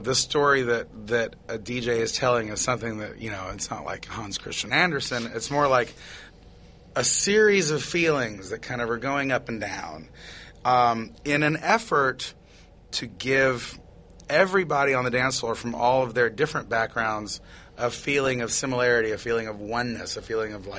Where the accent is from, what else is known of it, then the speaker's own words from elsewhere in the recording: Tennessee, United States; moved away; I was growing up in Tennessee, like a little whatever I was, and pretty much in isolation